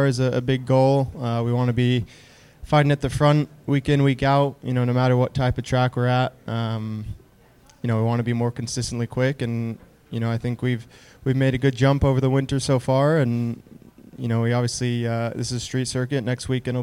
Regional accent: Orlando, Florida, United States; I grew up in Orlando, so always nice to start the season not far from home

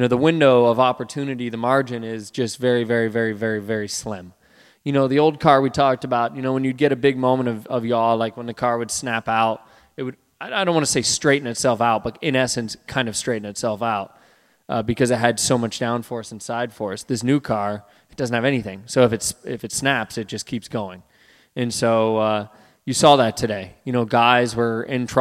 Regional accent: Midwest, United States; growing up in the Midwest

